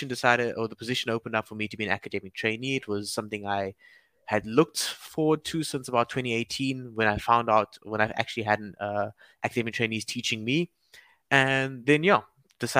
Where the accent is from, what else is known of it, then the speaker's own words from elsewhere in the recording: Cape Town, Western Cape, South Africa; also born or lived in Durban; raised in Cape Town. So, I moved here when I was 3 years old